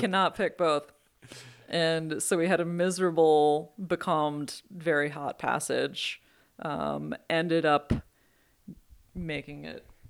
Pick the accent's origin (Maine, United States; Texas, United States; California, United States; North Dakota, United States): Maine, United States; Belfast; moved away as an adult; now in West Coast, United States; I grew up in Maine